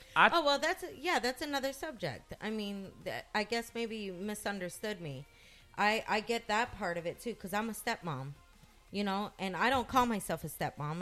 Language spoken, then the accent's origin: English; United States; I'm an American woman